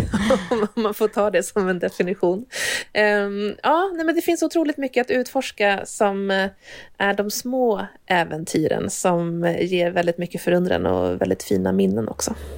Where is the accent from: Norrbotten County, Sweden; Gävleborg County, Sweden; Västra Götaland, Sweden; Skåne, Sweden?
Gävleborg County, Sweden; Hälsingland; jag kommer ju från Hälsingland från början